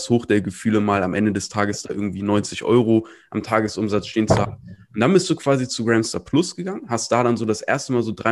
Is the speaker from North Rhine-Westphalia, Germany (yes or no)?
no; Hamburg, Germany; Ich bin ja auch Hamburger.